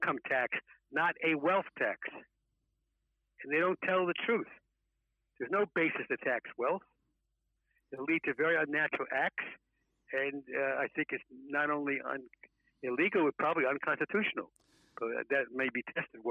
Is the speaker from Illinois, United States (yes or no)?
no; New York City, New York, United States; I grew up poor in the South Bronx